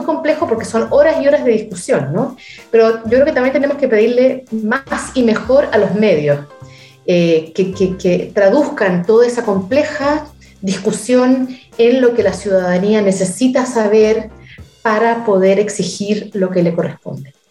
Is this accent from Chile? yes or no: yes; Chile; moved away; Yo nunca siento que me fui de Chile.